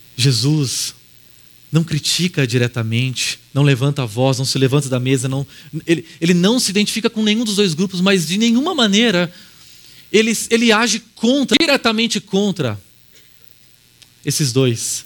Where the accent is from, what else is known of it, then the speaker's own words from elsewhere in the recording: Araraquara, São Paulo, Brazil; moved away; eu voltei para Araraquara, que é minha cidade natal, e eu comecei a caminhar por um instante pelas ruas onde eu cresci